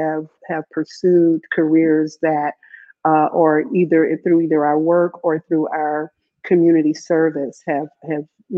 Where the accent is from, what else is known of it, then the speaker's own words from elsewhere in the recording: Kansas City, Missouri, United States; I grew up here in Kansas City on 20th Street, just off of Indiana